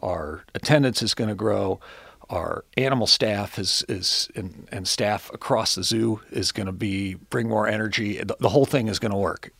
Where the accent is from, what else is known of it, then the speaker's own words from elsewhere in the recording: Cincinnati, Ohio, United States; I grew up here in Cincinnati. Um, grew up, uh, in Hyde Park